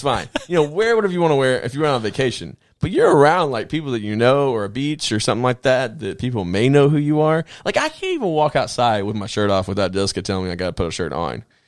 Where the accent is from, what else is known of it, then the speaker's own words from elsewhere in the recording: the South, United States; I'm from the South.